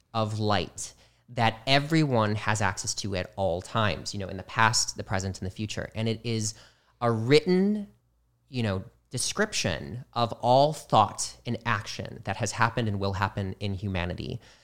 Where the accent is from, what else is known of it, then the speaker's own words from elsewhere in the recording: Midwest, United States; moved away; I was from the Midwest